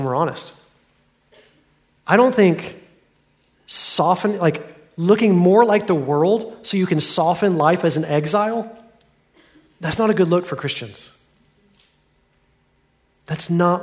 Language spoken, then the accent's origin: English; Fort Worth, Texas, United States; Carshawn's Deli in my hometown in Fort Worth